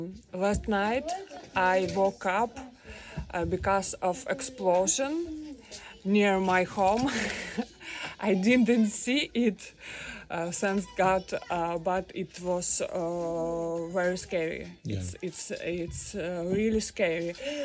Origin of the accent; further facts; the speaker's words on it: Kyiv, Ukraine; English is a second language; moved away as an adult; now in Kraków, Poland; I'm from Kiev. Now I'm hostel in Krakow.